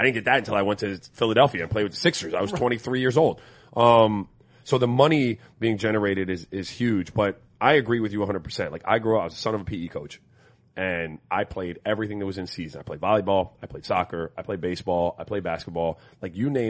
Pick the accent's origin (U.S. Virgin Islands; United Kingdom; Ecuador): U.S. Virgin Islands; moved away; I grew up in St. Croix where there was no tackle football.